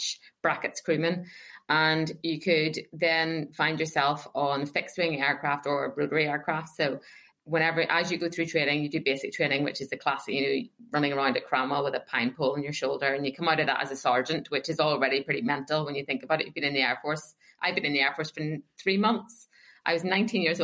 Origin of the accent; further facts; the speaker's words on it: Northern Ireland, United Kingdom; moved away; I'm from Northern Ireland